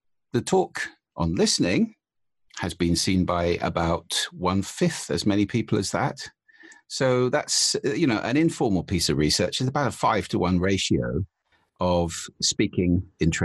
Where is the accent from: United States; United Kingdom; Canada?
United Kingdom; as a Brit